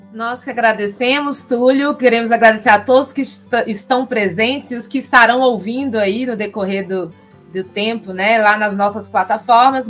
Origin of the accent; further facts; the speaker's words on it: Minas Gerais, Brazil; a gente, enquanto é, mineiro, no caso aqui, do Vale do Jequitinhonha ou Norte de Minas